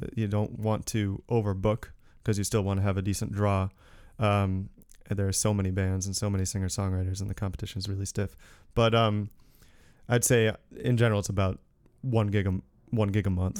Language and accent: English; Newtown, Connecticut, United States; moved away; I'm from Connecticut originally, from the next town over, Newtown